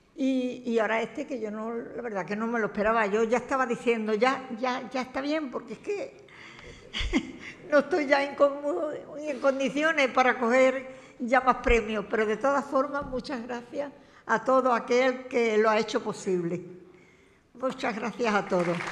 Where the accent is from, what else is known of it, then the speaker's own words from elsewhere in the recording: Cartaya, Andalusia, Spain; tengo la hija predilecta de Cartaya, que es mi pueblo